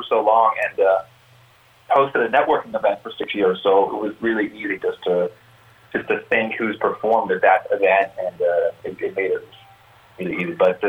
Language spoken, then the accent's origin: English; Oakland, California, United States; I grew up in the Bay Area in Oakland.